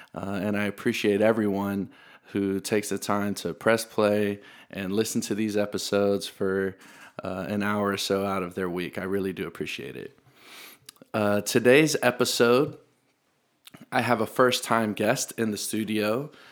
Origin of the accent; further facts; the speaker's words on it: Middle Tennessee, United States; I'm also from Tennessee. I'm from Middle Tennessee, though